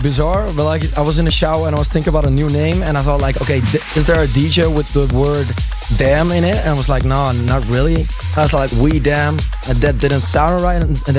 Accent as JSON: {"language": "English", "town": "Groenlo", "region": "Gelderland", "country": "Netherlands", "said": "most of the people will recognize me of my mashups and edits. Yeah, I'm from Groenlo"}